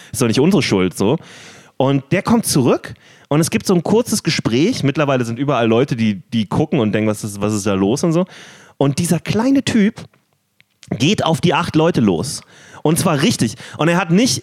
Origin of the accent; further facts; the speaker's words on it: Berlin, Germany; Wir sind beide in Berlin groß geworden, auch mehr oder weniger in derselben Gegend